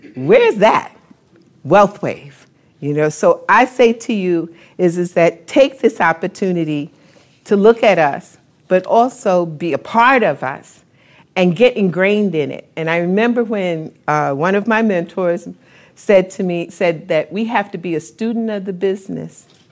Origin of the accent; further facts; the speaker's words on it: New York, United States; I'm from New York